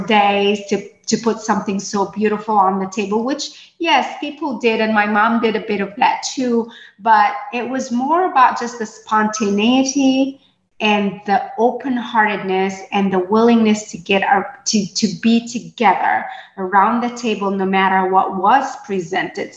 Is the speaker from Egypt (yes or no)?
yes; Port Said, Port Said Governorate, Egypt; moved away; I was born and raised in Port Said, Egypt